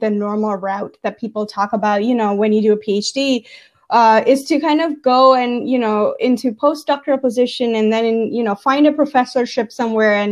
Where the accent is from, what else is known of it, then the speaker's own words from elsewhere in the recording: Gujarat, India; moved away; I was born and brought up in India